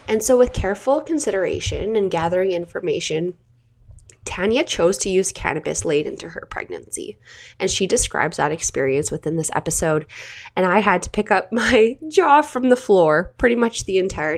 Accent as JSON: {"language": "English", "country": "Canada", "said": "I'm your Canadian host"}